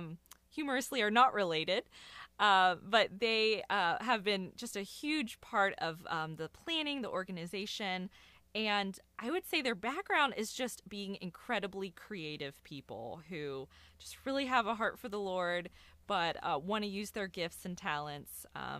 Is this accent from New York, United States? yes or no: no; Loveland, Ohio, United States; So I grew up in Loveland in Cincinnati.